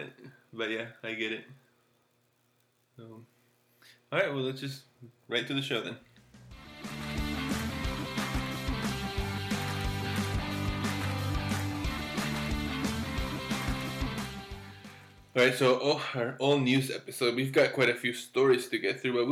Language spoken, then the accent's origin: English; Florida, United States; I grew up in Florida when there's only one season